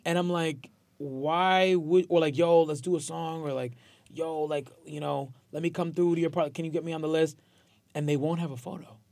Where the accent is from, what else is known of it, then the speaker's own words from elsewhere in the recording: Port Chester, New York, United States; also born or lived in Bronx, New York; I was raised in Westchester